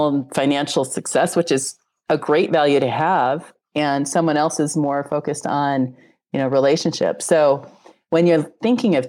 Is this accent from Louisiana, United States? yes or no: no; Wyoming, United States; moved away; also born or lived in Colorado; I'm from Colorado. I grew up in Wyoming.